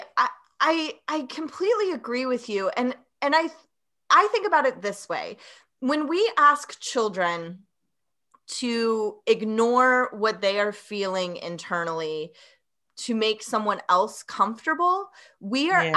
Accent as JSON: {"language": "English", "region": "Tennessee", "country": "United States", "tie": "born or raised there", "said": "I was born and raised in the Southeast in Tennessee"}